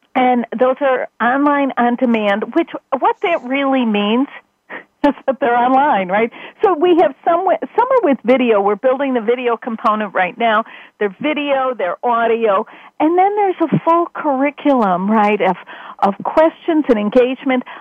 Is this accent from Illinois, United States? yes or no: yes; Chicago, Illinois, United States; in my home in my hometown